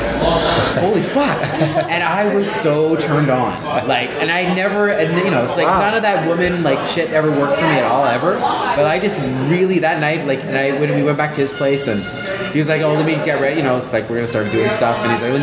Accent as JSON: {"language": "English", "region": "Alberta", "country": "Canada", "said": "we're from Alberta"}